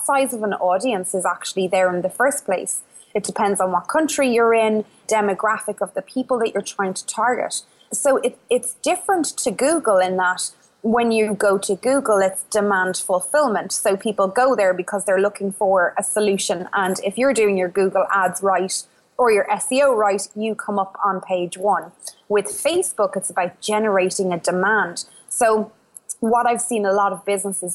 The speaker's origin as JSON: {"language": "English", "country": "Ireland", "accent": "Irish", "said": "obviously by the accent you probably worked out, I'm Irish. I live in the west of Ireland"}